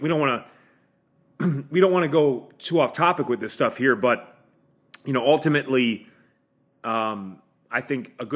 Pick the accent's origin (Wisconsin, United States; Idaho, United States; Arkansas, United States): Wisconsin, United States; Milwaukee; I'm from Milwaukee